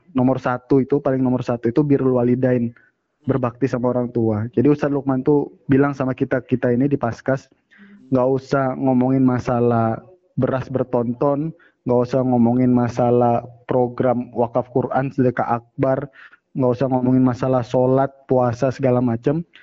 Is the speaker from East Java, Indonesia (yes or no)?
yes; Bojonegoro, East Java, Indonesia; Ya wes le, kan saya Jawa Mas Rendi kan? Ya benar. Bojonegoro.